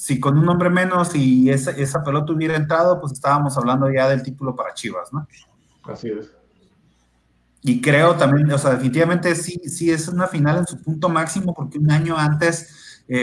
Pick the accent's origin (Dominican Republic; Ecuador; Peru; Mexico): Mexico; ganamos nomás uno, pero honrado. Porque somos mexicanos.